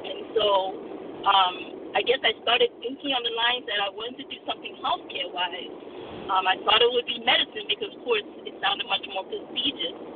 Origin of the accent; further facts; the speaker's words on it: Washington, District of Columbia, United States; we're the last two of four kids um, and we were all raised here in the United States. Um, but our, our parents were first generation immigrants to the United States from Nigeria.